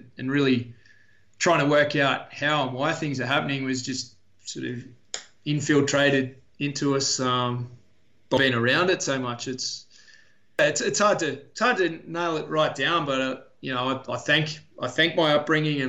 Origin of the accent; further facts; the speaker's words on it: Wollongong, New South Wales, Australia; I grew up mostly in Wollongong